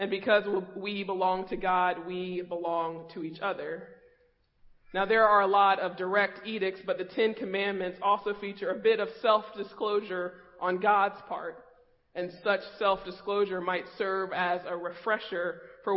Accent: Raleigh, North Carolina, United States; moved away; my hometown of Raleigh, North Carolina.

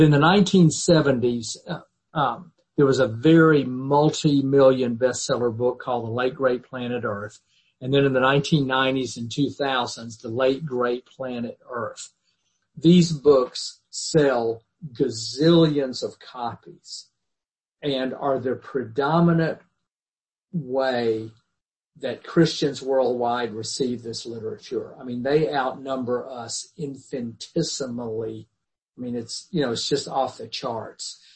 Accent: the Bible Belt, United States; growing up in the Bible Belt of my youth

